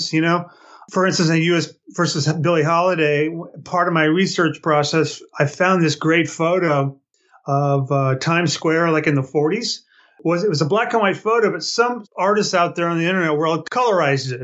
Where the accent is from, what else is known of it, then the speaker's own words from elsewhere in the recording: Palm Springs, California, United States; moved away as an adult; also born or lived in Los Angeles; I grew up in the Palm Springs area. And upon leaving here about age 19, I moved to L.A.